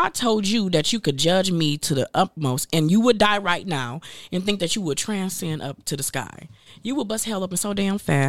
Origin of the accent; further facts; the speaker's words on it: Flint, Michigan, United States; moved away; I grew up in Flint, Michigan